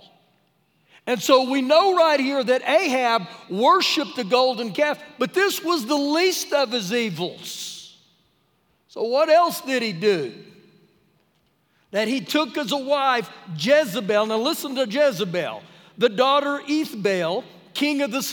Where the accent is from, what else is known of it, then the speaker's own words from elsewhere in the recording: New Mexico, United States; now in Lubbock, United States; growing up in New Mexico